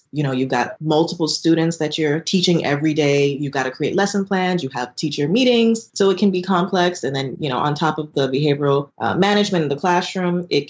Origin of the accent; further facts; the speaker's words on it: South Florida, United States; also born or lived in Nassau, Bahamas / China; I actually live in South Florida. And I've lived in South Florida my entire life. I'm originally from Nassau, Bahamas, but I grew up in South Florida like forever, like Miami area, Broward County area, and middle school, high school, elementary school, it's all been South Florida.